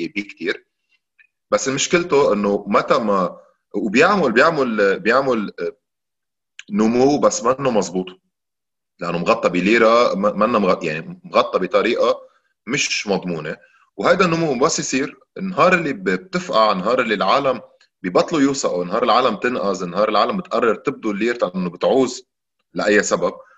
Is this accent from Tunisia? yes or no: no; Lebanon; نحن عندنا بلبنان